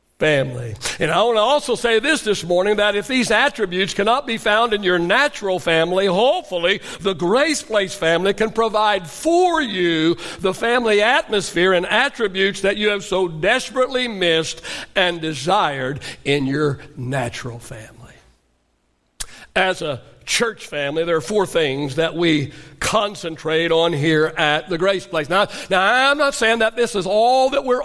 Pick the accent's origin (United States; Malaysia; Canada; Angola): United States; Oklahoma; I grew up in Oklahoma, so we called it supper